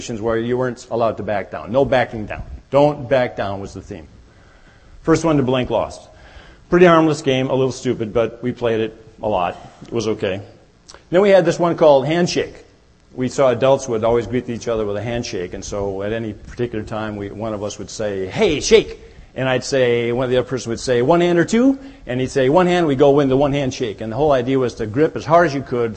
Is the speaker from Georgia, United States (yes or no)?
no; Minnesota, United States; I grew up in Minnesota where there are many lakes